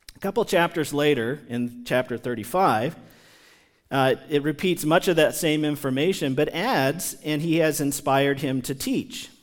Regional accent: United States; somebody who has lived among the American people my entire life

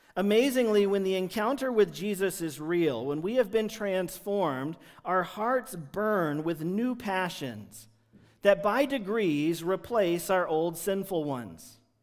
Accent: United States; There's lots of things that just peg us, mark us as Americans when we're traveling in foreign countries

